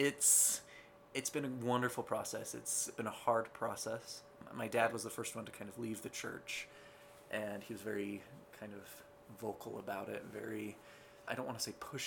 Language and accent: English; Ogden, Utah, United States; I was born in Ogden, Utah. Born and raised here in Zion